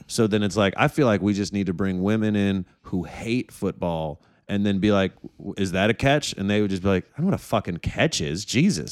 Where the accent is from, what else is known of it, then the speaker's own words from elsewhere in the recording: Detroit, Michigan, United States; I was from Detroit